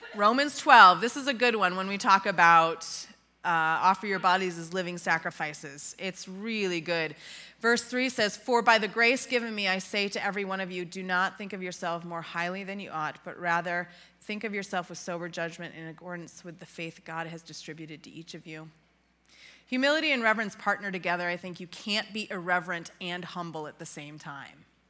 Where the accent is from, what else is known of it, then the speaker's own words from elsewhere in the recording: Western New York, United States; moved away as an adult; also born or lived in Ontario, Canada; now in Illinois, United States; I hail from uh, Western New York